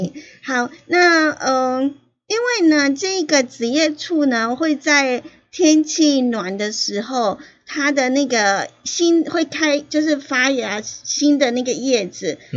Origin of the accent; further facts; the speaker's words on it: Yilan County, Taiwan; 我当然要去过，我宜兰人呢。